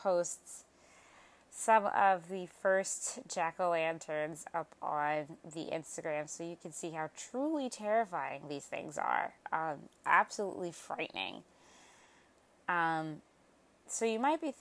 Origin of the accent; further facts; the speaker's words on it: Midwest, United States; moved away; being originally from the Midwest